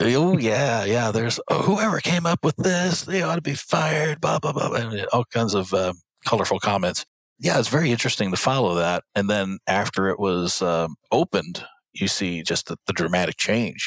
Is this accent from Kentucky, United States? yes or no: yes; Louisville, Kentucky, United States; the city of Louisville which is my hometown